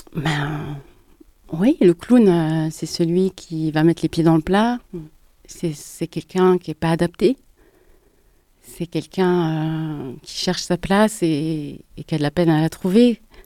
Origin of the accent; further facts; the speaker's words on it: Geneva, Switzerland; j'ai grandi à Genève dans les années 80